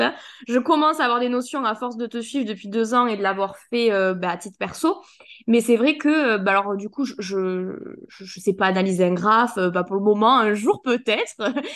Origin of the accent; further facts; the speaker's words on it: south of France, France; accent: accent du sud; j'ai toujours mon accent du sud